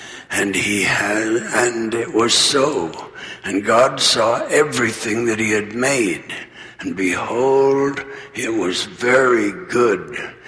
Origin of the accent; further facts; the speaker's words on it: Arizona, United States; with which I was familiar when I was a child growing up in Arizona.